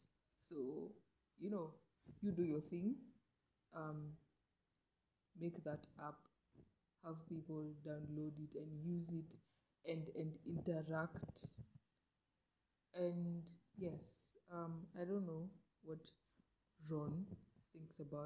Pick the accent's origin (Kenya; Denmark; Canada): Kenya; I'm a Kenyan